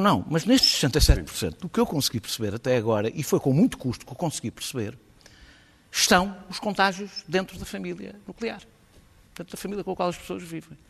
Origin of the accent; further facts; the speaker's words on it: Lisbon, Portugal; como eu, lisboetas